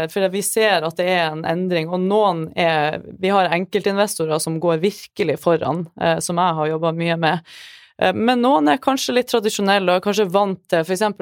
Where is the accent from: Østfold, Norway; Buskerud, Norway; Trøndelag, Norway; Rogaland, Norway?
Trøndelag, Norway; Så jeg, jeg, ja, jeg er trønder